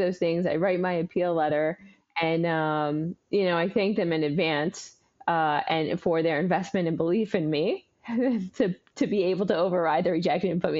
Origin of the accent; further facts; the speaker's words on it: Oregon, United States; also born or lived in San Antonio, Texas; we landed back in Oregon, where I grew up the majority of my life